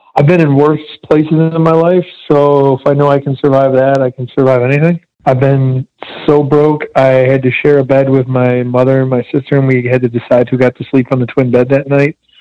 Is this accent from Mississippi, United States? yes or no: no; Detroit, Michigan, United States; now in Amarillo, United States; my mother and my grandmother kind of raised me to do charitable work like crazy growing up in Metro Detroit